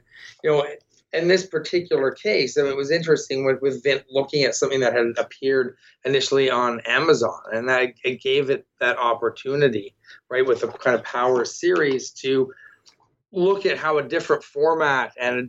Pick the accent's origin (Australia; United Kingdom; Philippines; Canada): Canada; Toronto, Ontario; I'm from Toronto, and, you know, I'm someone who read the Scott Pilgrim comics going through and looking, and I recognize that spot